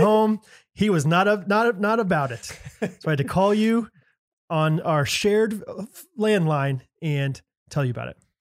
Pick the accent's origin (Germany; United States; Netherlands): United States; Midwest; I'm from the Midwest